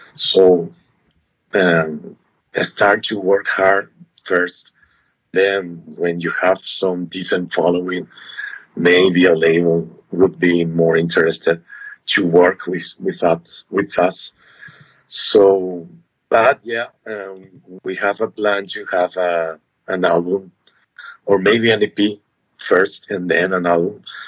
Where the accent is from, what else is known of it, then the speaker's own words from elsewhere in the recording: Asunción, Paraguay; we are from Asuncion, Paraguay.